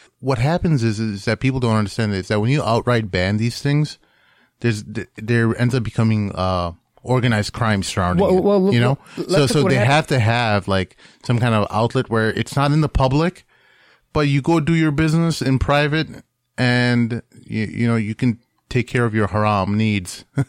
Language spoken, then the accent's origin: English; Hyderabad, Telangana, India; I'm originally Indian.